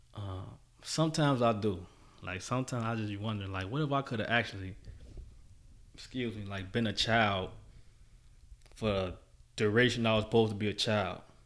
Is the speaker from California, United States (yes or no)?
no; Chicago, Illinois, United States; my experience in Chicago was good